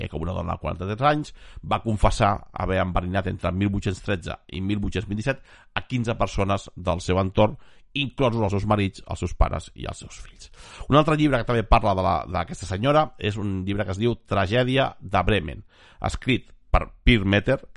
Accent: Barcelona, Catalonia, Spain; soc, soc de Barcelona capital

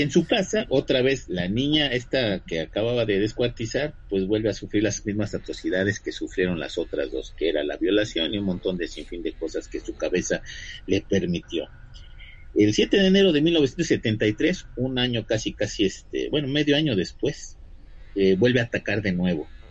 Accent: Mexico; nosotros como mexicanos

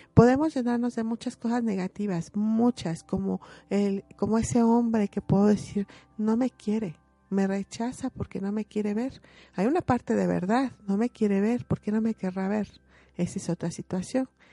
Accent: Mexico; como mexicanos

